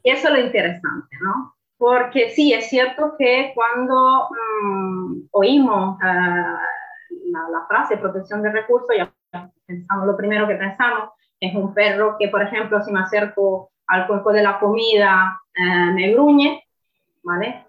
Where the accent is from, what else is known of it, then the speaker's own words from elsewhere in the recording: Italy; Spanish is a second language; moved away; como soy italiana, no soy española